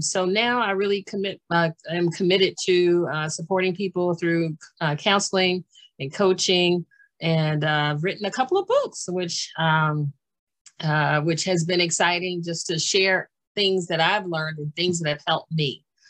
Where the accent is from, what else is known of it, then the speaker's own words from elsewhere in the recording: Washington, District of Columbia, United States; born there; also born or lived in Maryland / Pennsylvania / New Jersey / North Carolina; I was born in Washington, D.C., and I've lived in Maryland and Pennsylvania and New Jersey. And Pennsylvania. And then we went to North Carolina and also lived in Georgia.